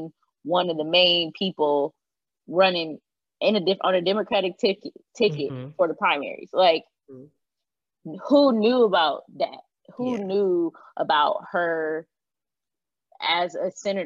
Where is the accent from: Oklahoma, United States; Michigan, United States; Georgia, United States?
Michigan, United States; I grew up in Michigan, but my grandma already taught me about Juneteenth